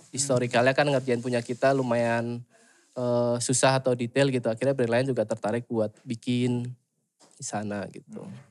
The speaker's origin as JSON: {"language": "Indonesian", "town": "Surabaya", "region": "East Java", "country": "Indonesia", "moved": "as an adult", "lives_now": "Bandung, Indonesia", "said": "Aslinya dari Surabaya"}